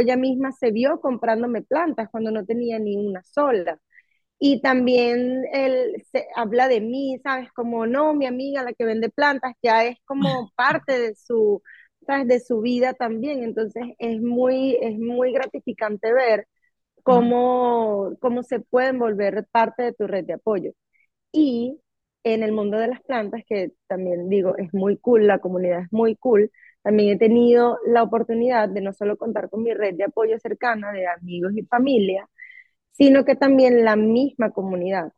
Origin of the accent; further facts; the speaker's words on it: Venezuela; now in United States; yo soy venezolana, mis amistades son todos, eh, muchos venezolanos